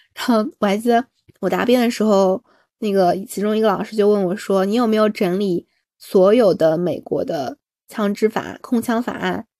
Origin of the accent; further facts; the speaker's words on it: China; 我作为一个中国人